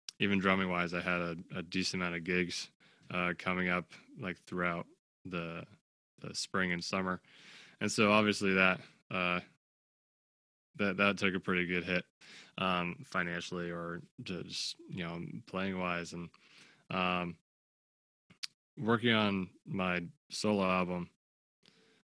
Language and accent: English; Clifton, New Jersey, United States; I'm from Clifton, New Jersey